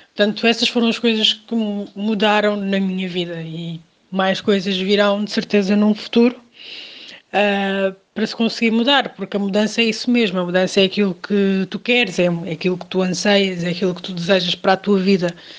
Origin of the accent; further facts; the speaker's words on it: Portugal; also born or lived in Cape Verde; nasci em Cabo Verde, mas vivo em Portugal há cerca de 26 anos, mais ou menos, portanto vim para cá quando ainda era muito nova